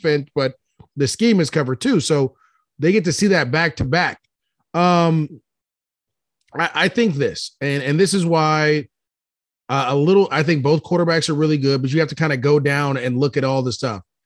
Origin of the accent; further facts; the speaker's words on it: East Bay, Bay Area, California, United States; I grew up in the Bay Area. I'm a East Bay guy